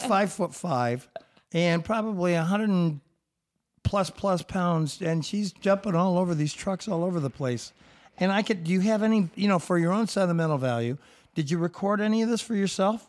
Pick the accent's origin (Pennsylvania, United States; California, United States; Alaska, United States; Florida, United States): California, United States; Southern; I was born in Southern California